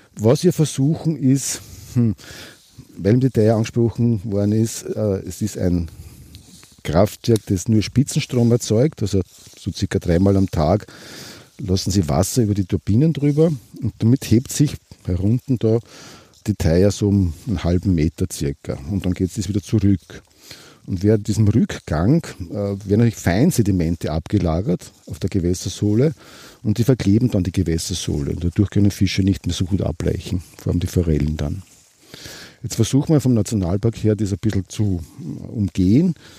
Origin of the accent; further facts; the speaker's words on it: Waldviertel, near Litschau, Lower Austria, Austria; Ich bin eigentlich schon Waldviertler. Ich bin geboren in der Nähe von Litschau oben.